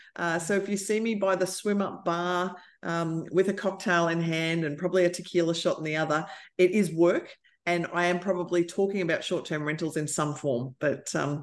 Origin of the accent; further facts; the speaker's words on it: Australia; So I am the auntie from Australia.